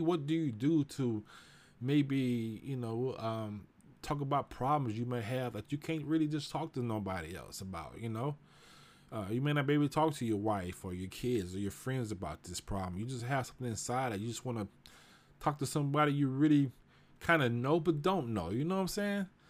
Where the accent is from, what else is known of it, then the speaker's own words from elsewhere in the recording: Houston, Texas, United States; I grew up in Houston, you know, I grew up in Fifth Ward, the nickel